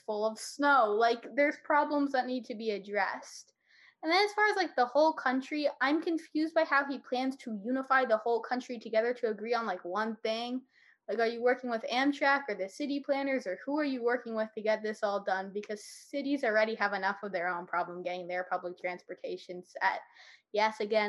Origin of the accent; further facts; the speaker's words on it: New York City, New York, United States; I grew up in New York City